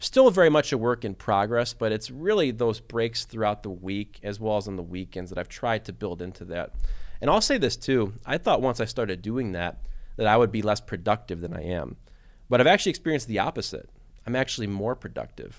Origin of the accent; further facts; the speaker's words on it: Detroit, Michigan, United States; moved away as an adult; also born or lived in Kentucky / Bowling Green, Ohio; I grew up in Detroit, Michigan